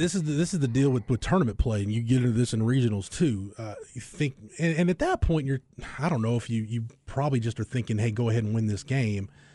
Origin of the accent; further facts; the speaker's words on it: Florence, Texas, United States; at least my hometown, it's quaint.